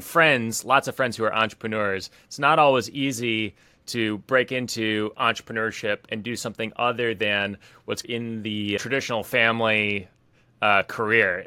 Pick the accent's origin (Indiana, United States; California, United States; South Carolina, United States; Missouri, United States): Indiana, United States; West Lafayette; I grew up in West Lafayette